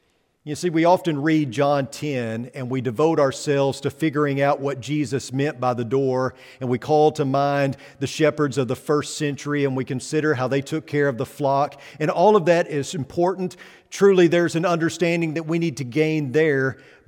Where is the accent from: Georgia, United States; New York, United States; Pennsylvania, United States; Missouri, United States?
Missouri, United States; But where I come from the Holy Land, which is Missouri, where I come from, there actually were a lot of sheep.